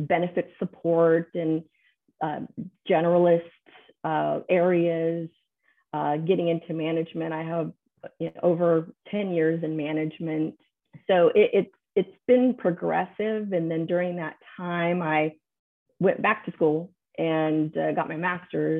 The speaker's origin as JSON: {"language": "English", "town": "San Antonio", "region": "Texas", "country": "United States", "tie": "born or raised there", "said": "I'm born and raised in San Antonio. I have never left San Antonio, permanently in all my life"}